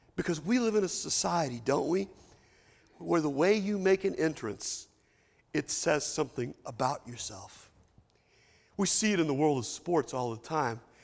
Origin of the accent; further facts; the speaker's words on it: Lexington, Kentucky, United States; moved away as an adult; I've been gone for thirty years from Lexington, Kentucky